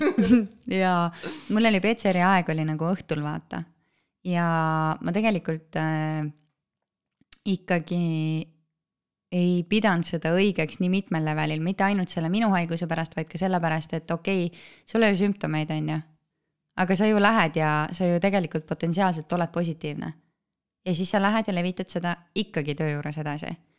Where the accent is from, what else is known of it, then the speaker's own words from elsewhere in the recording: Estonia; kõik me oleme eestlased